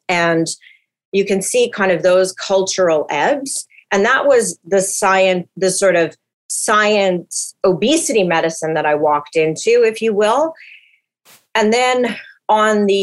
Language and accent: English; Winnipeg, Manitoba, Canada; now in Vancouver, Canada; I'm from North End, Winnipeg. I say that proudly